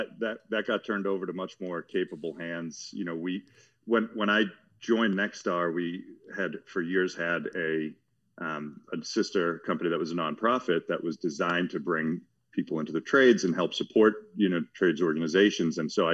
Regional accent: Watertown, Massachusetts, United States; I am a plumber from Watertown, Massachusetts. I did not know we had a plumbing museum.

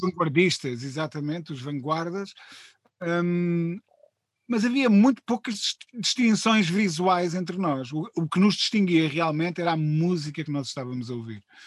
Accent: Coimbra, Centro, Portugal; moved away as an adult; now in Lisbon, Portugal; vinha de Coimbra de uma família uh, muito economicamente muito humilde

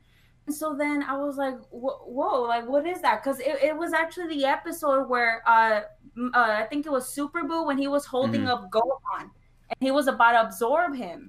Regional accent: California, United States; moved away; I'm actually from California. I was born in California, and then I moved here in around 2007.

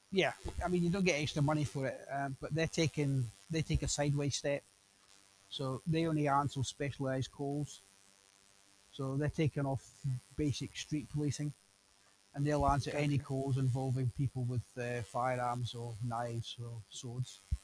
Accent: United Kingdom; a Brit speaking from a British person visiting America

